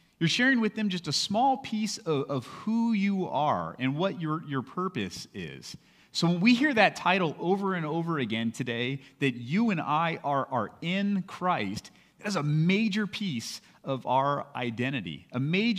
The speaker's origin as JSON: {"language": "English", "town": "Lakewood", "region": "California", "country": "United States", "tie": "born or raised there", "said": "When I grew up in California, I went to a small elementary school that was right across the street from my house in Lakewood, California."}